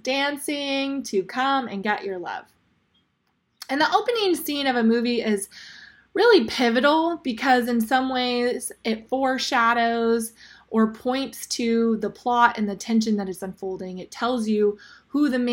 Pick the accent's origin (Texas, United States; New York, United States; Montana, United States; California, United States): California, United States; Fresno; moved away as an adult; now in San Jose, United States; I am originally from Fresno. I actually graduated from Bullard High School